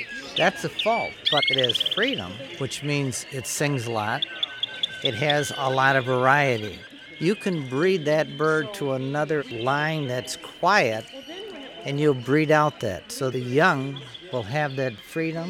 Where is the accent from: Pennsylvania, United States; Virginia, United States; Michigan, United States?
Michigan, United States; Saginaw; I'm from Saginaw, Michigan